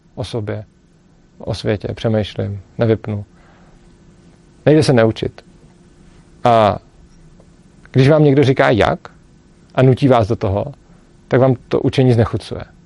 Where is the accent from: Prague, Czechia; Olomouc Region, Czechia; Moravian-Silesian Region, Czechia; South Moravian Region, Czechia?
Prague, Czechia; já jsem z Prahy, ta škola je v Brně